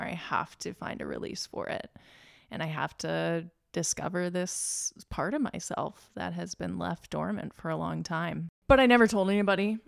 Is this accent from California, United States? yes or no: no; Lynchburg, Virginia, United States; also born or lived in West Coast; now in Richmond, United States; I grew up in Lynchburg, Virginia, small conservative town